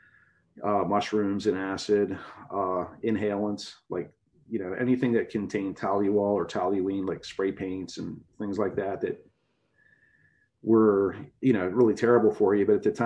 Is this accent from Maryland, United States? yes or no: yes; Baltimore, Maryland, United States; I grew up in Baltimore City in a blue collar neighborhood